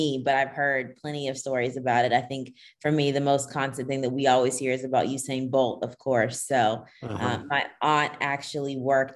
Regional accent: Nashville, Tennessee, United States; also born or lived in Kingston, Jamaica; I was born in Kingston, Jamaica. So all my family is Jamaican, but I grew up in Nashville, Tennessee.

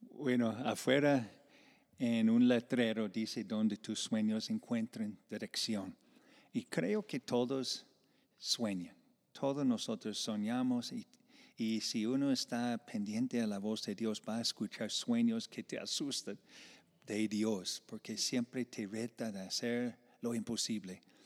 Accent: Iowa, United States; moved away as an adult; now in Medellín, Colombia; yo vengo de una parte de Iowa como de agricultura y, fincas y vacas

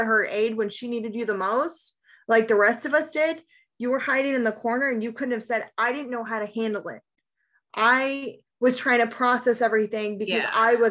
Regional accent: East Coast, United States; born or raised there

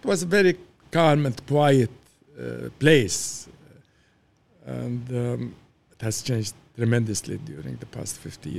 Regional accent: Beirut, Beirut Governorate, Lebanon; Well, it was the golden days of Beirut. I can say that, you know, going to the school in Beirut and then to the mountains were beautiful days.

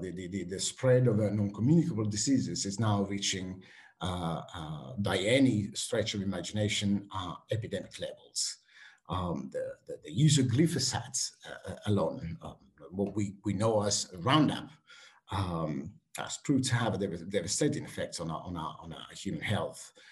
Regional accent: Switzerland; English is a second language; also born or lived in Italy; now in United Kingdom; I have to say I grew up partly in Switzerland and, uh, and in Italy. And uh, before coming to the UK

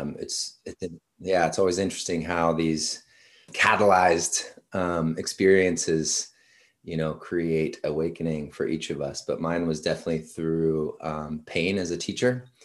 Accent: Washington, United States; moved away as an adult; also born or lived in San Diego; originally from Washington State.

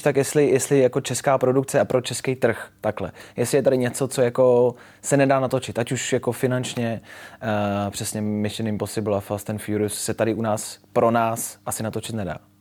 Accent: Czechia; jako Češi filmaři

